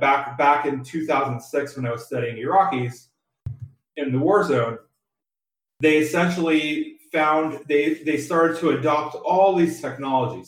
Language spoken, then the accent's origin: English; San Diego, California, United States; I was born and raised in San, San Diego, California